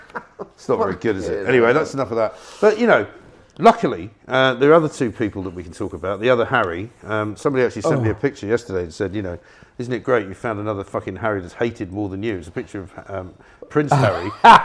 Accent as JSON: {"language": "English", "region": "Scotland", "country": "United Kingdom", "said": "I am Scottish."}